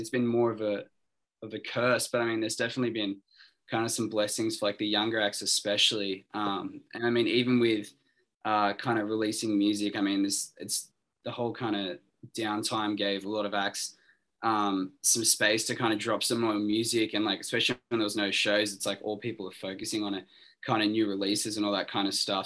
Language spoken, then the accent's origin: English; Sydney, New South Wales, Australia; we're all from Sydney